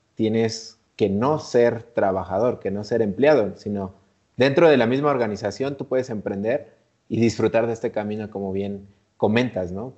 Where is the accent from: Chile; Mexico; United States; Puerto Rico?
Mexico; nosotros que como mexicanos